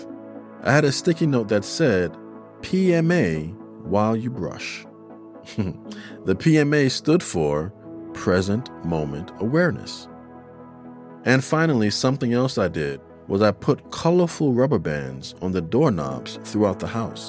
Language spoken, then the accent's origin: English; New York City, New York, United States; my fellow New Yorker